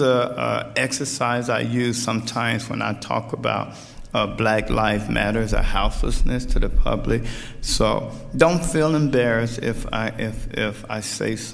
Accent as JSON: {"language": "English", "town": "Chicago", "region": "Illinois", "country": "United States", "tie": "born or raised there", "said": "I'm from Chicago, Illinois. A lot of people ask me where I'm from. I grew up in the poorest neighborhood in Chicago"}